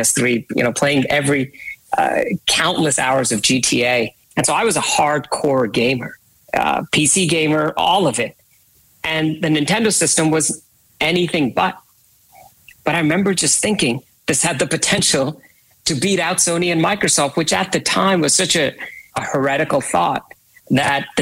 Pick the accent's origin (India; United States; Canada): India; I was born and raised in India.